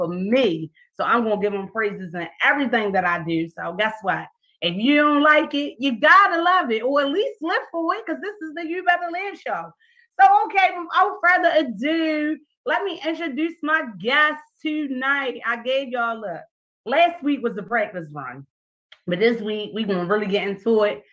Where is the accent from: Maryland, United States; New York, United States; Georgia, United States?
Maryland, United States; Baltimore; Baltimore City because it's my hometown, born and raised, and I'm still here